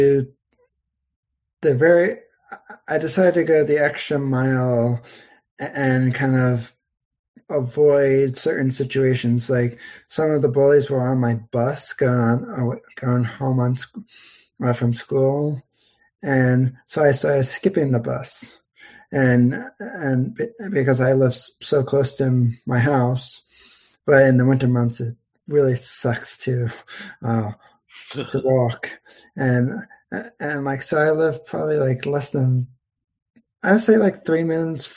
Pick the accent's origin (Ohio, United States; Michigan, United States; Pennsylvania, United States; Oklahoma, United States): Pennsylvania, United States; I'm from Pennsylvania. I still live in Pennsylvania